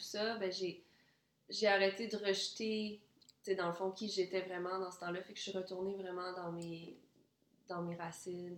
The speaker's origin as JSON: {"language": "French", "town": "Quebec City", "region": "Quebec", "country": "Canada", "tie": "born or raised there", "also_born_or_lived": "Ann Arbor, Michigan, United States", "said": "moi, je suis née là, puis quand j'avais même pas un an, on est arrivé au, à Québec, la ville de Québec"}